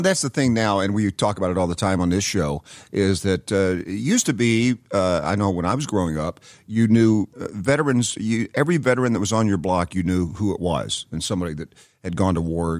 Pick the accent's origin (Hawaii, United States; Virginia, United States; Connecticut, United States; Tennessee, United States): Tennessee, United States; Knoxville; I grew up in Knoxville, Tennessee.